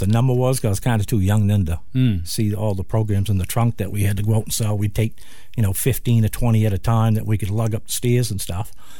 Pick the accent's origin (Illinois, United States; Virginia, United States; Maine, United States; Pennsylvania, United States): Maine, United States; Westbrook; also born or lived in Portland, Maine / Scarborough, Maine; I was born in Portland. I lived in Westbrook